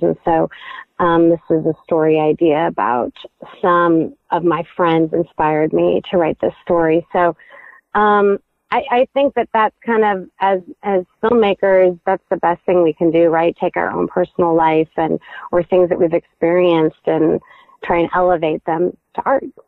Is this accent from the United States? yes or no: yes; Midwest, United States; also born or lived in Indiana / Michigan; I was raised in the Midwest